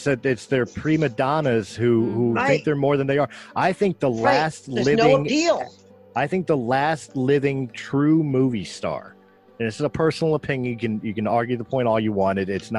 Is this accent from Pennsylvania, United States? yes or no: yes; Philadelphia, Pennsylvania, United States; I'm from Philadelphia, Pennsylvania